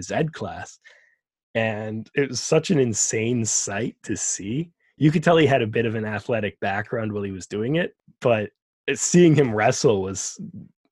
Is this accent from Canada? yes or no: yes; Calgary, Alberta, Canada; When I was a kid growing up in Calgary